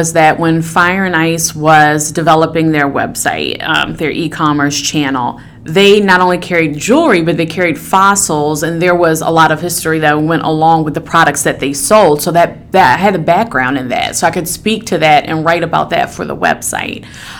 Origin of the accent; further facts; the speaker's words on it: Baltimore, Maryland, United States; So I am a Baltimore hun, hence the fact that I said Baltimore and not Baltimore. Born and raised here. I grew up in the Guilford area close to Johns Hopkins University.